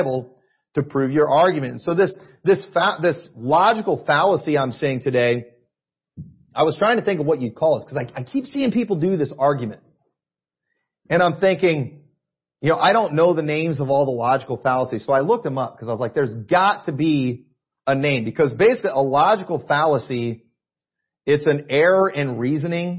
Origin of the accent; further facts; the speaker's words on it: United States; I'm an American and I watch Fox News